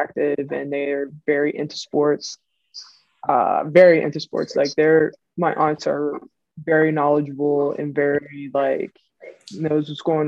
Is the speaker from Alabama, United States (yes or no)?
no; Pittsburgh, Pennsylvania, United States; I'm from Pittsburgh, Pennsylvania. To be specific, I'm from Manchester. And on the north side